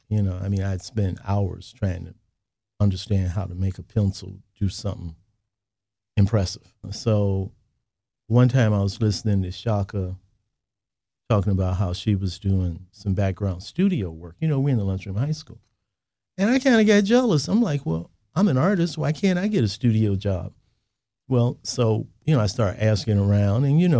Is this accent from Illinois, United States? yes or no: yes; Chicago, Illinois, United States; You know, I was born and raised in Chicago. I consider Chicago a good place, obviously, to be an artist and to be a creative person. I attended public school here.